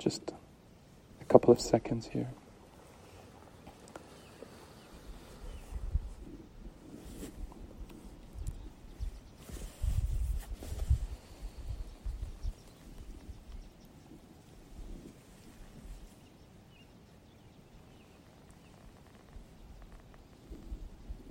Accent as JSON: {"language": "English", "country": "Canada", "said": "Being a Canadian"}